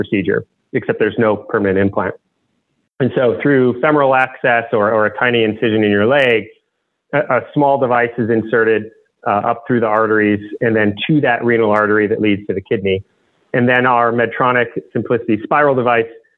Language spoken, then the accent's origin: English; Michigan, United States; I grew up in Michigan